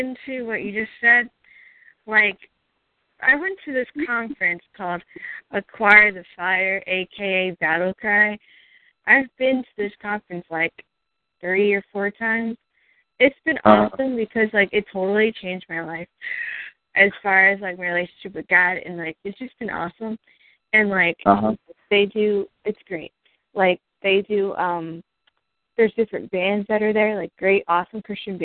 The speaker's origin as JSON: {"language": "English", "region": "New Jersey", "country": "United States", "said": "I'm from New Jersey"}